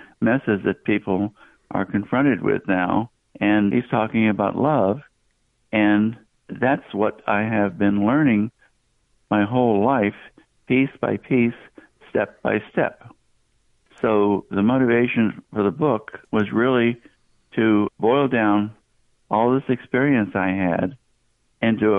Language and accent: English; Southeast, United States; I grew up in the southeastern part of the country